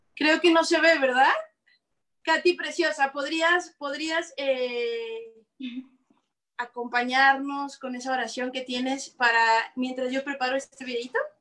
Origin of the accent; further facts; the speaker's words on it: Mexico; now in Canada; yo soy mexicana